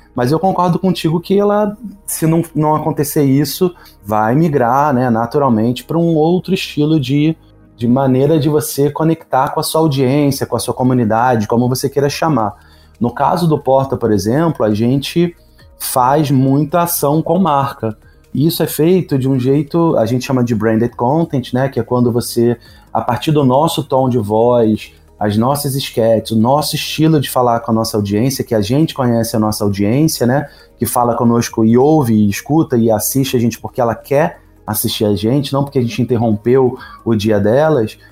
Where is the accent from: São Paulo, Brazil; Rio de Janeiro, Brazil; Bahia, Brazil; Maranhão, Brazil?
Rio de Janeiro, Brazil; Sou carioca